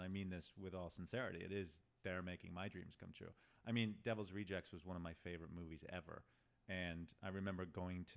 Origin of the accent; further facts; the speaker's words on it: Detroit, Michigan, United States; now in Los Angeles, United States; I'm from Detroit